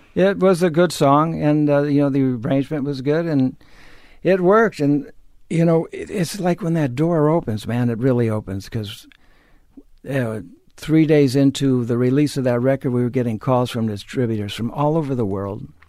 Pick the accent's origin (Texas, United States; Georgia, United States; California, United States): California, United States; Los Angeles; I grew up in L A. I'm a native of Los Angeles